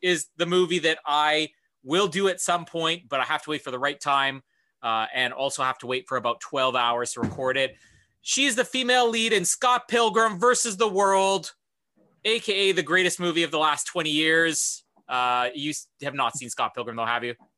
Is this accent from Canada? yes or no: yes; Canada; I'm Canadian